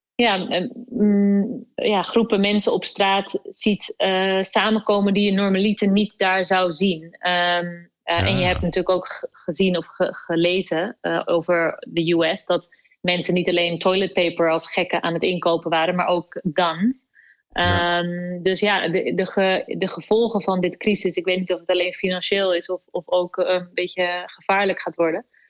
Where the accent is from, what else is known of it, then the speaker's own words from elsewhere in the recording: Netherlands; kunnen we echt in onze handen knijpen als Nederlanders